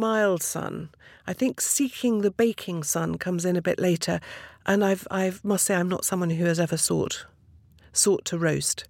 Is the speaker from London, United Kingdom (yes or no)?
yes; Twickenham, London, United Kingdom; I was brought up in Twickenham